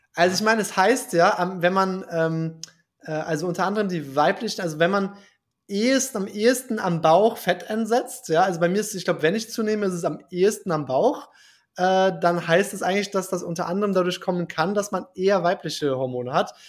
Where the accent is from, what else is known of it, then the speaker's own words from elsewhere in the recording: Germany; als Deutscher